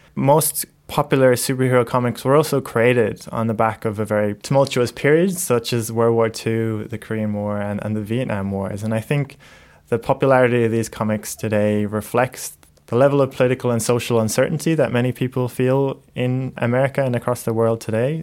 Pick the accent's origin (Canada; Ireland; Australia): Ireland; moved away; I grew up in Ireland